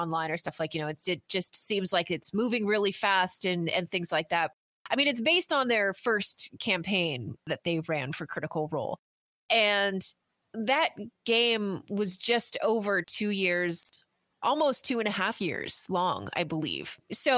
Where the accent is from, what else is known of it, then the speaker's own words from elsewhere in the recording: Canada; I'm Canadian